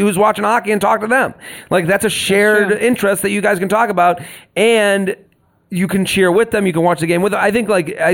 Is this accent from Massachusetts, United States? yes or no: yes; Boston, Massachusetts, United States; I'm from Boston. I like all the Boston teams.